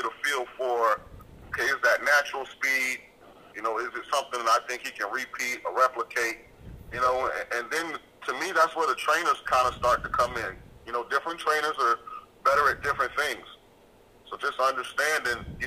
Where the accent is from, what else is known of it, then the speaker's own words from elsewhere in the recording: St. Petersburg, Florida, United States; I'm from Central Florida. I'm actually from St. Petersburg. I lived my life in the Bay Area